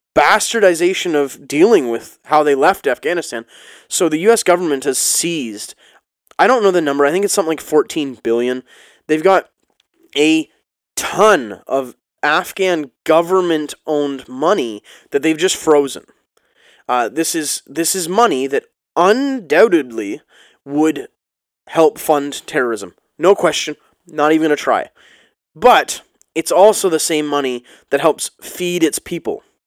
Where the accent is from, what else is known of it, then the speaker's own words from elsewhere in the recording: Ontario, Canada; being Canadian and, and living next to the States